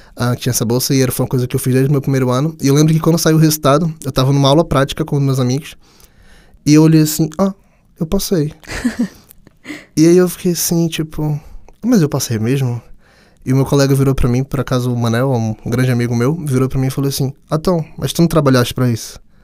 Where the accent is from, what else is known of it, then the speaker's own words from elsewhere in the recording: Brazil; moved away as an adult; now in Portugal; para mim que vim do Brasil